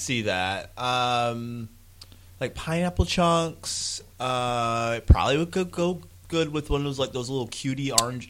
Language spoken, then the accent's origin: English; United States; I'm ugly American